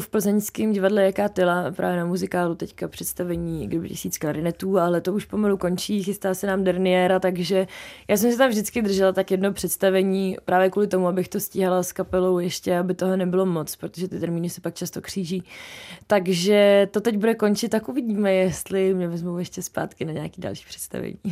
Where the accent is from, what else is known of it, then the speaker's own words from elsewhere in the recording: Hradec Králové, Hradec Králové Region, Czechia; now in Prague, Czechia; já jsem zpívala opravdu od malička, už v Hradci jsem mi prošla několika kapelama vlastníma, nevlastníma